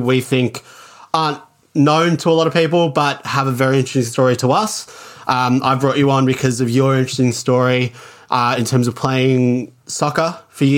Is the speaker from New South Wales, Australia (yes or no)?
no; Victoria, Australia; I'm from Victoria